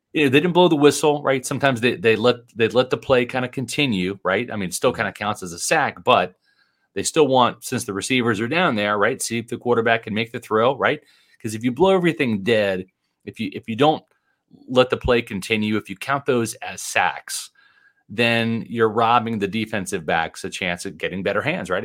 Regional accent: Overland Park, Kansas, United States; now in Florida, United States; Growing up in Kansas City, the Chiefs were my team

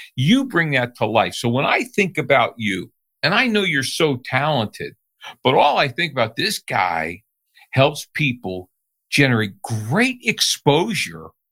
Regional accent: New Jersey, United States; I grew up in New Jersey.

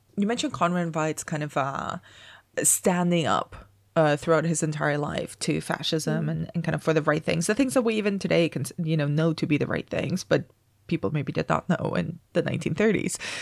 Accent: Spain; moved away; I grew up in Spain

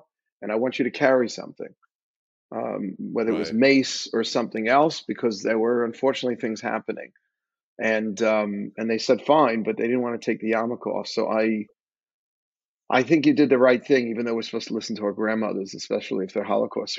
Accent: New York City, New York, United States; I'm also from Queens

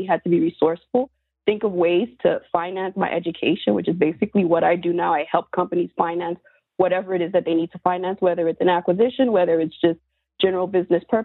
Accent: South Florida, United States; growing up in South Florida

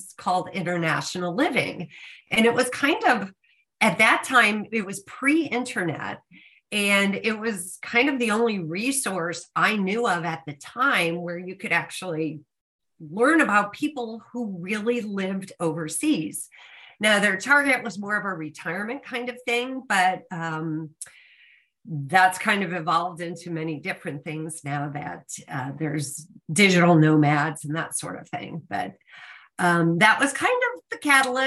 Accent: Chicago, Illinois, United States; moved away as an adult; also born or lived in Austin, Texas / England / South Africa; now in Costa Rica; I'm originally from Chicago

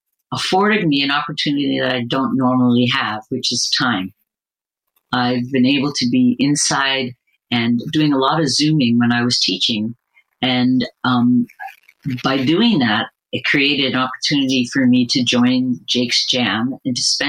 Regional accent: Canada; I'm Canadian

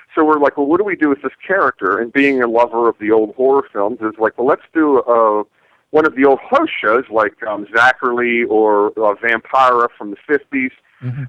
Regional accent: Canonsburg, Pennsylvania, United States; moved away; went back to my hometown where I know people

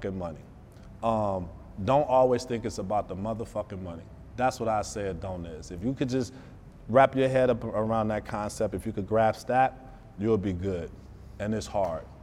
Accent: Detroit, Michigan, United States; I'm from Detroit, so I still have a street mentality

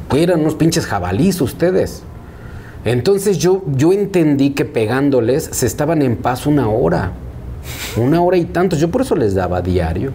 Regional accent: Mexico City, Mexico; Ocho años, mis primeros ocho años yo viví ahí. Y de ahí nos mudamos eh, a Villacuapa

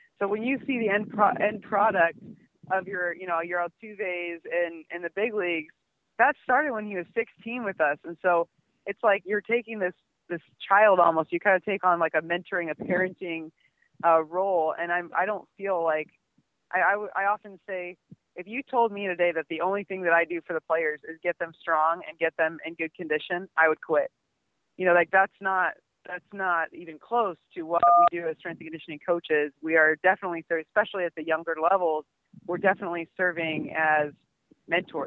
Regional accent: Omaha, Nebraska, United States; I'm from Nebraska, from Omaha

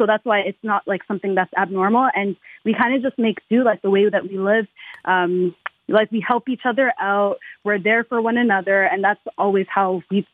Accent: Toronto, Ontario, Canada; I was born in Canada.

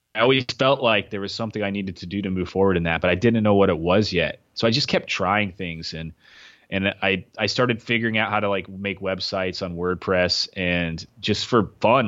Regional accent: Knoxville, Tennessee, United States; moved away; also born or lived in Kentucky; I was in Knoxville, where I was from Knoxville, but I was living in Kentucky.

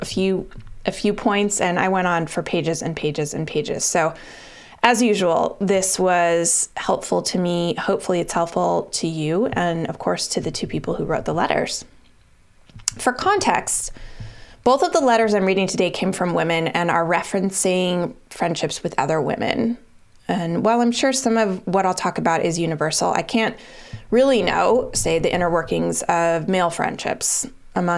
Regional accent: Colorado, United States; moved away as an adult; now in Boston, United States; I moved from Colorado to Boston when I graduated from college.

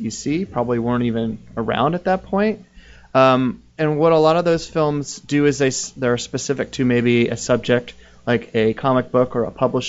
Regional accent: Florida, United States; I grew up in Florida.

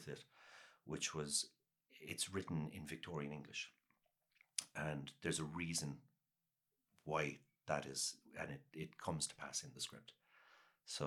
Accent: Cork, Munster, Ireland; accent: Cork; also born or lived in Los Angeles; now in Dublin, Ireland; my normal Cork accent

